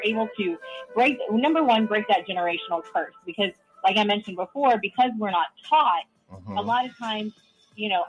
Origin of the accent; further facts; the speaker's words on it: India; moved away; my background, I am an immigrant. I'm Indian